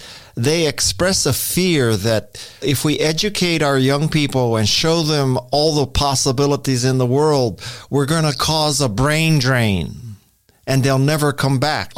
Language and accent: English; Hawaii, United States; moved away; in Hawaii, I just felt that if you were doing really well, you managed a hotel